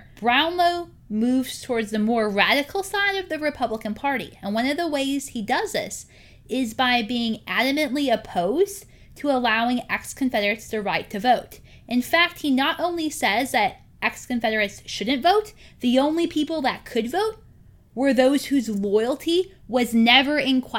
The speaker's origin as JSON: {"language": "English", "region": "South Carolina", "country": "United States", "tie": "born there", "said": "And I can say that because, you know, I was born in South Carolina."}